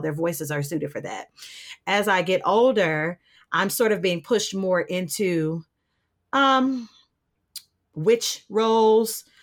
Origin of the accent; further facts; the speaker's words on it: Detroit, Michigan, United States; also born or lived in Winston-Salem, North Carolina / Charlotte, North Carolina; I'm from Detroit. I am born and raised here.